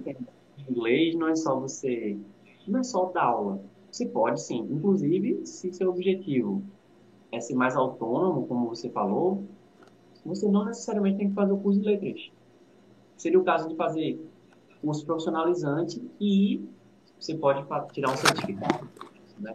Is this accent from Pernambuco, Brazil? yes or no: yes; Recife, Pernambuco, Brazil; eu sou do Recife, sou do Janga